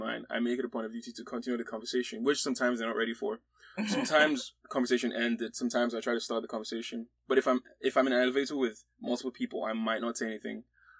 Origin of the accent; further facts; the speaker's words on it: Nigeria; moved away as an adult; also born or lived in Austin, Texas, United States; now in United States; I came straight from Nigeria, right?